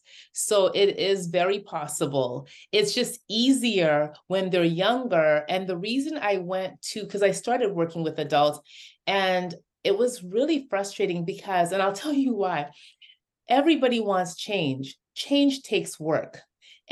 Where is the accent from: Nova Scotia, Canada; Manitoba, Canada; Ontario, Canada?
Ontario, Canada; Toronto; moved away as an adult; now in United States; growing up in Toronto, Canada